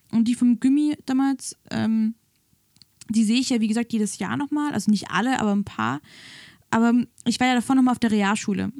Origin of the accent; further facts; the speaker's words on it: the South, Southern Germany, Germany; now in Berlin, Germany; bei uns im Süden